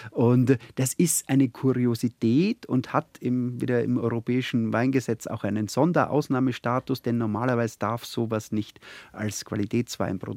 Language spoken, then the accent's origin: German; Hartberg, Styria, Austria; Also ich komme ja aus der, aus der Oststeiermark, mhm. das Vulkanland.